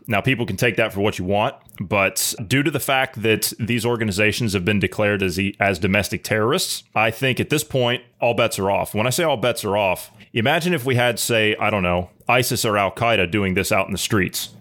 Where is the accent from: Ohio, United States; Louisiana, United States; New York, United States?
Ohio, United States; my home state of Ohio